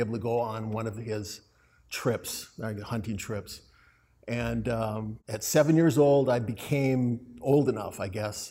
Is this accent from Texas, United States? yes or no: no; Hawaii, United States; I grew up in Hawaii